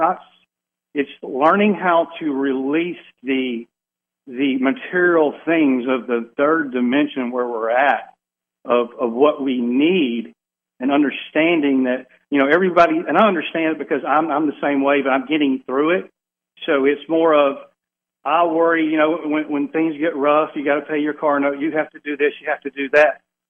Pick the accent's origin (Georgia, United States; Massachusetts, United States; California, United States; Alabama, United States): Alabama, United States; I'm from Alabama